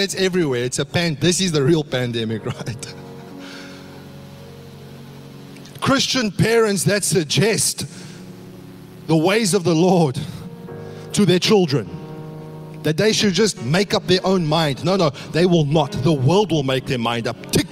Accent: South Africa; now in Australia; growing up in South Africa

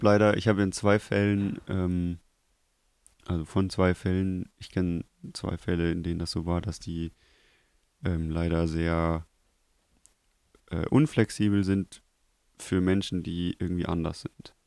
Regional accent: Krefeld, North Rhine-Westphalia, Germany; bei uns in Krefeld gab es eine Schule

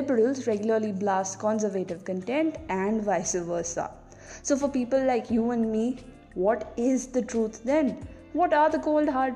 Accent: Kerala, India; My home state, Kerala

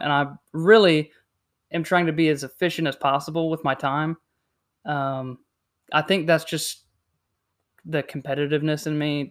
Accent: South Carolina, United States; also born or lived in Indiana; I was born in Indiana, um, lived down here in South Carolina for about twenty years now, just coming up on twenty-one, so, um, basically lived down here my whole life

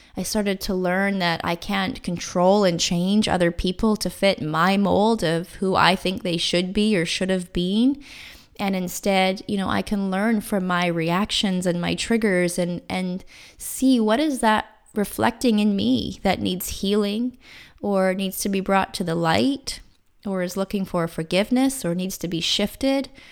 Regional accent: Canada; I bought a small condo in my hometown

